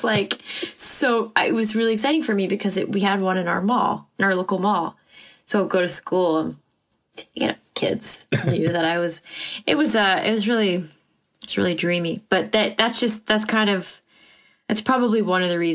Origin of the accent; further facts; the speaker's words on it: Allentown, Pennsylvania, United States; I was born and raised in Allentown, Pennsylvania